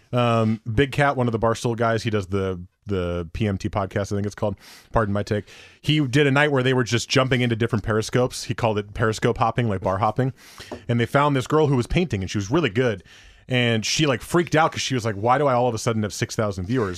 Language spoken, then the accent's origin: English; Teaneck, New Jersey, United States; now in Oregon, United States; my hometown, Teaneck, is a hotspot.